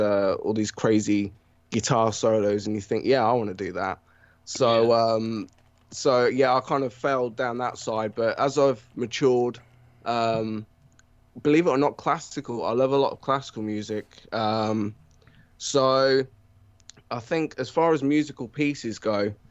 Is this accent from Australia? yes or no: no; England, United Kingdom; accent: British; as you can probably tell from my accent, I'm British. Live in England, born and raised in England.